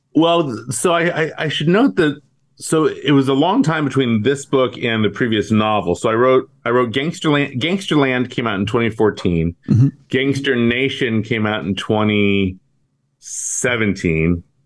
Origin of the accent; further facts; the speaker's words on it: Bay Area, California, United States; I grew up in the Bay Area